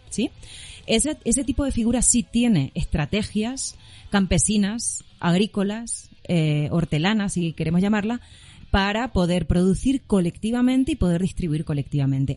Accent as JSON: {"language": "Spanish", "region": "Extremadura", "country": "Spain", "also_born_or_lived": "Madrid / Cesar, Colombia / Caquetá, Colombia", "moved": "as an adult", "lives_now": "Bogotá, Colombia", "said": "soy española, obviamente por mi acento se darán cuenta"}